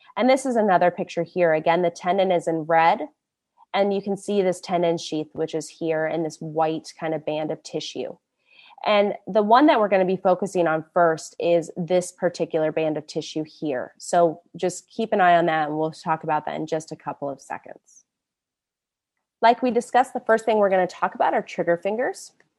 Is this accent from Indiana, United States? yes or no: yes; Indianapolis, Indiana, United States; moved away as an adult; also born or lived in New York / San Francisco Bay Area; now in San Francisco, United States; I'm originally from Indianapolis, Born and raised a Midwest girl